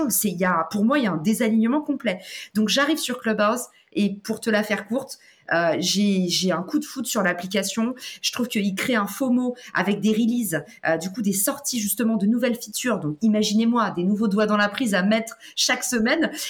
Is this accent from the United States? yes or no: yes; United States; French is a second language; now in France; Et souvenez-vous, moi, je viens des US. J'ai atterri en France, je me suis craché en France et je connais personne qui est entrepreneur